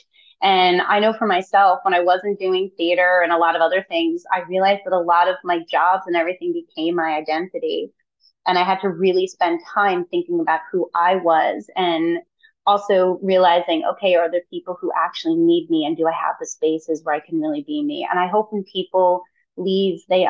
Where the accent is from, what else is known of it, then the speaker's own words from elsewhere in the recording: New York City, New York, United States; someone who was born and raised in New York City